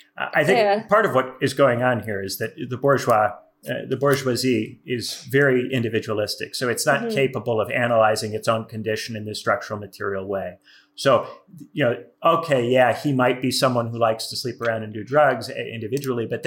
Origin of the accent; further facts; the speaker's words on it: Indiana, United States; I'm not from New York or LA. I'm from Indiana